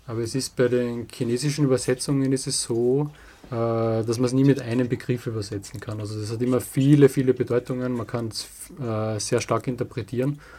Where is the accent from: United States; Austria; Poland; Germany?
Austria; Ettendorf, Styria; Äh, das, ist, das wird niemand kennen, das ist äh, Ettendorf, das ist ein kleines Dorf äh, in der Nähe von Steins, das ist ein bisschen bekannter. Steins ist so 20 Kilometer südlich von Graz.